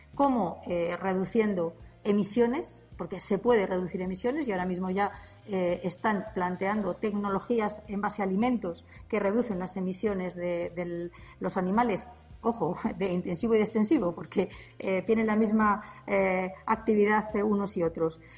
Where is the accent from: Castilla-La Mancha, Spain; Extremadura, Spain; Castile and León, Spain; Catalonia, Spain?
Castile and León, Spain; mi tierra, de Castilla y León